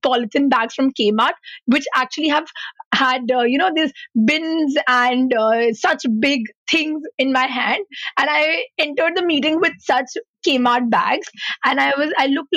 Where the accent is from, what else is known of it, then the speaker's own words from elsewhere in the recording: Mumbai, Maharashtra, India; moved away; I come from Mumbai